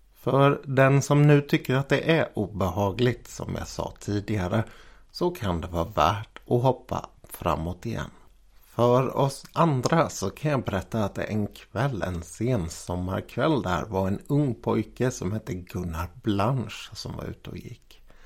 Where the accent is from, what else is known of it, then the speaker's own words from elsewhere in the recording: Jönköping, Jönköping County, Sweden; här i mina hemtrakter kring Jönköping